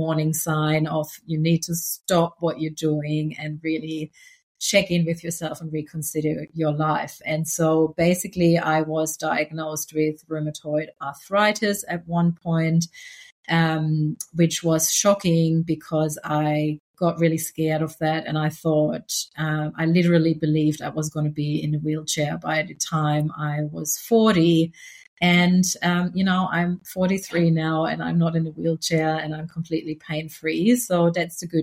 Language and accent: English; Germany; moved away as an adult; now in Australia; I grew up in Germany, but I came to Australia about 15 years ago, and I'm now Australian.